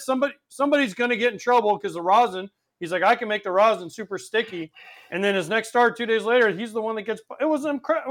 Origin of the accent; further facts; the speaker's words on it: Florida, United States; also born or lived in Orlando, Florida / New York; I, I, moved here when I was two. I don't consider myself from New York. I, I'm, I'm from Florida.